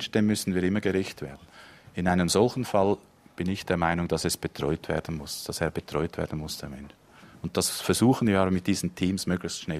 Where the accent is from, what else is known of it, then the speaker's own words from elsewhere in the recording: Zurich, Switzerland; now in Baden, Switzerland; Also ich wohne in der Gegend. Das ist meine Heimat jetzt. Obwohl ich aus dem Zürich Biet komme, aber wir leben jetzt hier mit unserer Familie.